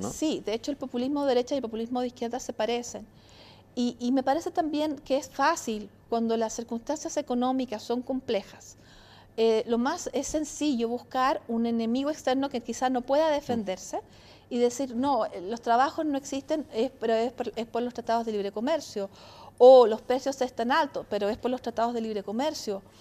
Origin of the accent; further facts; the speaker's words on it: Italy; Soy italiana